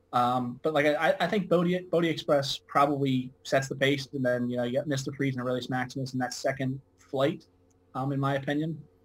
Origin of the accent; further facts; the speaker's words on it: Philadelphia, Pennsylvania, United States; I'm from Philadelphia. Uh, I'm pretty much you know, dead between Delaware Park and Philadelphia